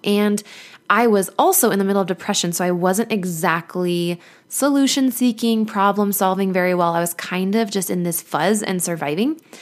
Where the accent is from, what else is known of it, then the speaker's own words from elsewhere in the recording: Mesa, Arizona, United States; moved away; my hometown of Mesa, Arizona